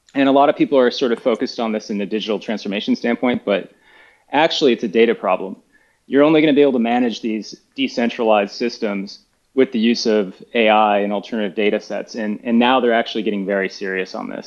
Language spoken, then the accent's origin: English; United States; moved away as an adult; I'm an American, by the way, ex ex uh, college fo- American football player